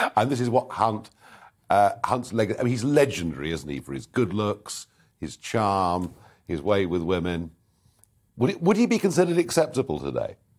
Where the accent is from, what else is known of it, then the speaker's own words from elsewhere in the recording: Kent, South East England, United Kingdom; I come from Kent's